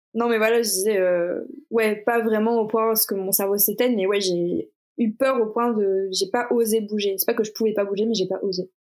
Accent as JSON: {"language": "French", "town": "Toulouse", "region": "Occitania", "country": "France", "also_born_or_lived": "Paris", "moved": "yes", "said": "à la base, je viens de Toulouse, j'habitais pas du tout Paris à cette époque-là"}